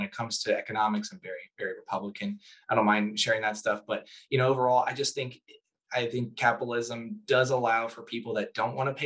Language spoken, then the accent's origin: English; United States; I'm American